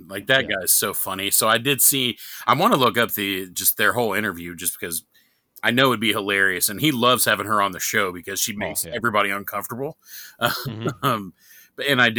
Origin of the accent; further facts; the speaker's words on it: New York, United States; accent: New York; I wish I still had my New York accent. I mean, I'm told now I sound like I'm from the South.